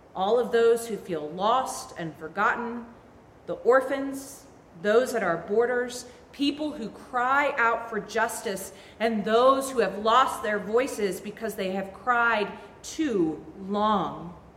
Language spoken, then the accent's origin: English; Vermont, United States; I grew up in Vermont